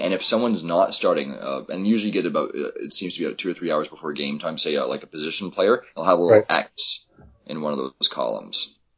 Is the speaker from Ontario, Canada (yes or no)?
yes; Toronto, Ontario, Canada; moved away as an adult; also born or lived in Vancouver; I grew up in Toronto, so we've always had the Jays.